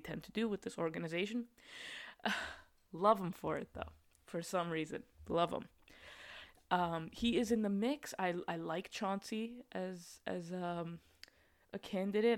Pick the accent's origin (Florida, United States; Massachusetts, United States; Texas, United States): Massachusetts, United States; Boston; as a Bostonian